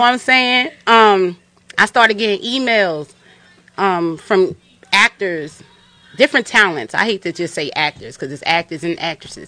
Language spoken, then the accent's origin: English; Yonkers, New York, United States; I'm from Yonkers, New York.